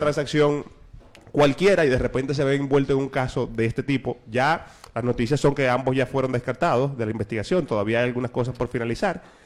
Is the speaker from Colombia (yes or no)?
no; Dominican Republic